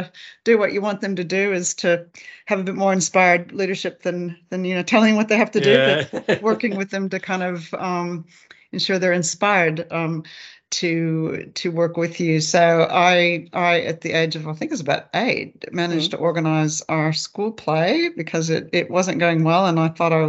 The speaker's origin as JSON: {"language": "English", "region": "Alaska", "country": "United States", "tie": "born or raised there", "also_born_or_lived": "England / Papua New Guinea", "moved": "as an adult", "lives_now": "Australia", "said": "I grew up in Alaska"}